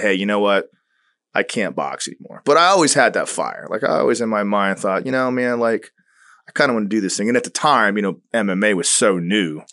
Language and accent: English; Tampa, Florida, United States; also born or lived in Long Island, New York / Turkey; I was going into kindergarten when we moved to Tampa